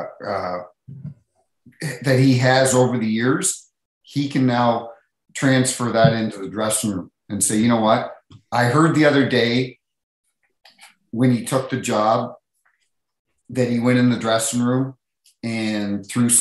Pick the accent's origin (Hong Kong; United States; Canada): Canada; Saint John, New Brunswick; moved away; I grew up in St. John, New Brunswick